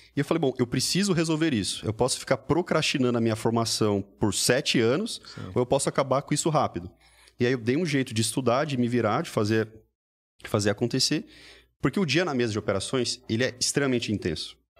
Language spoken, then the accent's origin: Portuguese; Mogi Mirim, São Paulo, Brazil; moved away as an adult; also born or lived in New York; tudo começou lá na minha cidade natal